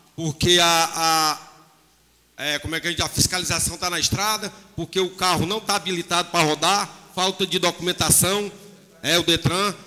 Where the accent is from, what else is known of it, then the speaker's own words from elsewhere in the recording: Meruoca, Ceará, Brazil; eu nasci, me criei aqui em Merox, sou matuto lá do sítio